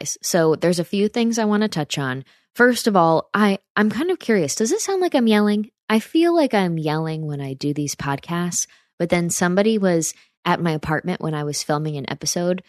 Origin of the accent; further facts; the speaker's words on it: upstate New York, United States; my hometown in upstate New York